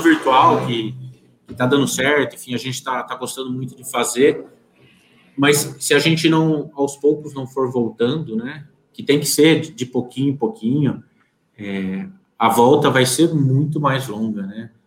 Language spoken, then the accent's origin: Portuguese; Piracicaba, São Paulo, Brazil; Eu sou de Piracicaba, interior de São Paulo, aqui do encostadinho com Campinas